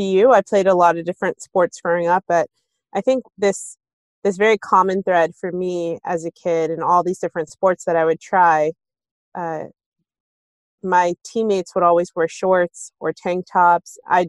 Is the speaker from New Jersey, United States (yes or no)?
yes; Maplewood, New Jersey, United States; So we moved to Maplewood when I was super young, and growing up as a kid who, you know, observed hijab from the age of 12 and being one of the only Muslim families, I always felt like a sense of belonging in our town.